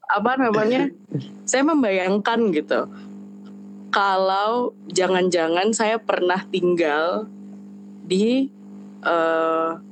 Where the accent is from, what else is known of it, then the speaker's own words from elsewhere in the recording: Depok, West Java, Indonesia; moved away as an adult; also born or lived in Jakarta; now in Yogyakarta, Indonesia; aku gede di Depok dan uh, apa-apanya di Jakarta gitu dan sekarang pindah ke Jogja udah dua tahun